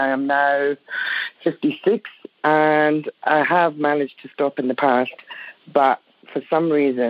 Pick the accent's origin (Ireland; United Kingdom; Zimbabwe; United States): United Kingdom; Edinburgh, Scotland; now in Perth, Australia; I'm originally from Edinburgh in Scotland.